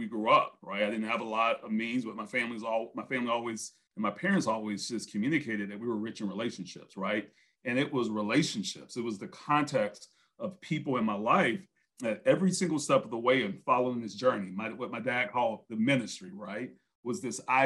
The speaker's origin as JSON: {"language": "English", "town": "Brunswick", "region": "Georgia", "country": "United States", "tie": "born or raised there", "said": "he was from my hometown. That's where I grew up"}